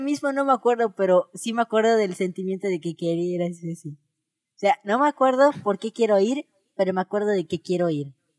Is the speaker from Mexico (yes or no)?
yes; Mexico; somos mexicanos.